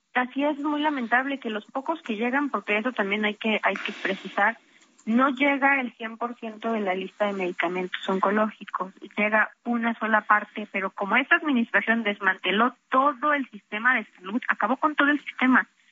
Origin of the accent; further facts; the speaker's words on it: Mexico; nosotros como mexicanos